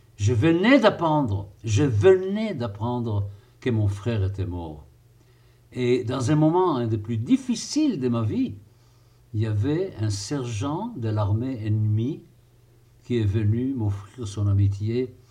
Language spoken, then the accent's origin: French; Israel; moi qui ai passé mon enfance en Israël